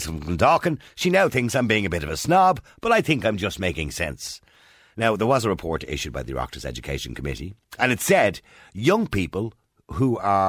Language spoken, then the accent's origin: English; Dublin, Leinster, Ireland; I was from Edenmore, by the way, which was a really rough part of Dublin.